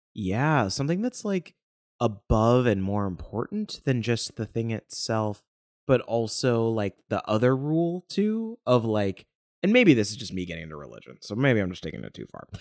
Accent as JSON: {"language": "English", "region": "Ohio", "country": "United States", "tie": "born or raised there", "said": "I grew up in Ohio"}